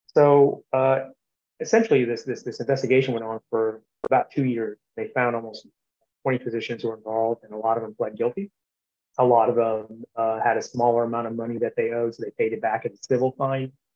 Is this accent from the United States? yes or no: yes; Columbus, Georgia, United States; Columbus, Georgia, which is my hometown where, where I currently reside